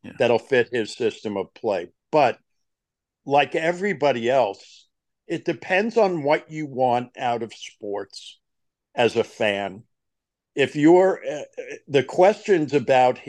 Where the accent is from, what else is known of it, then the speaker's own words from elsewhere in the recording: New York, United States; I grew up in New York